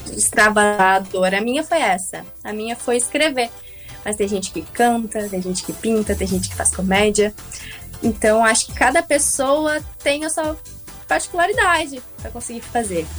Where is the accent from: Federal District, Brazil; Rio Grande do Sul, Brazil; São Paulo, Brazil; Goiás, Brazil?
Rio Grande do Sul, Brazil; Rio Grande; now in Porto Alegre, Brazil; Sou natural de Rio Grande